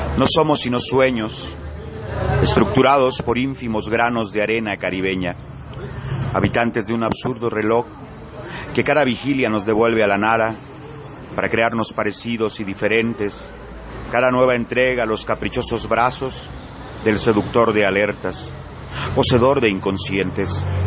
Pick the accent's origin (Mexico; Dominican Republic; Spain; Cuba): Mexico; Acapulco, Guerrero; accent: costeño